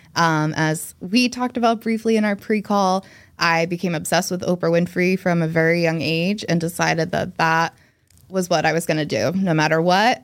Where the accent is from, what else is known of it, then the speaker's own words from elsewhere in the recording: New Jersey, United States; moved away as an adult; also born or lived in Boston; I was born and raised in New Jersey, where I am now, though I did live in Boston for ten years